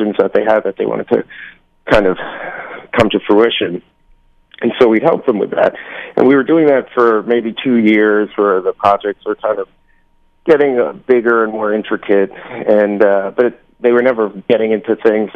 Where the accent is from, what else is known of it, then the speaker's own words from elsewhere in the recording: New York, United States; now in Los Angeles, United States; we're all from New York